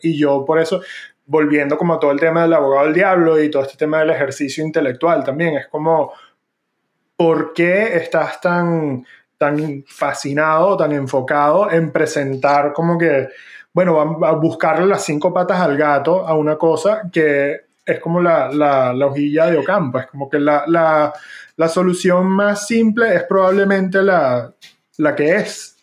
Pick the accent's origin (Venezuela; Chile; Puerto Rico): Venezuela; moved away; yo me fui de Venezuela